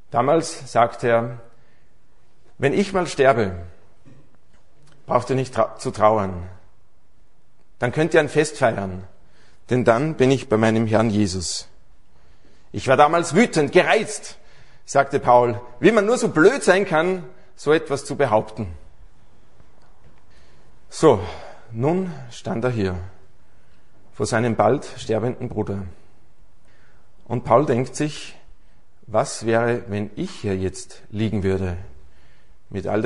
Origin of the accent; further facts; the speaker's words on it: Aschach an der Steyr, Upper Austria, Austria; born there; now in Salzburg, Austria; ja, also wir leben seit einigen Jahren in Salzburg, aber gebürtig bin ich aus Aschach an der Steier. Und das ist eigentlich wirklich der schönste Ort in ganz Österreich.